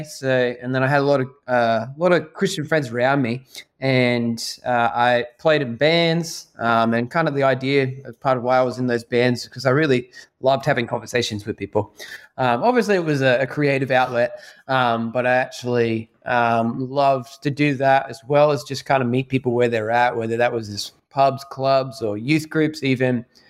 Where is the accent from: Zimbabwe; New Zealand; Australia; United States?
Australia; I grew up in Australia, as you might tell by my accent.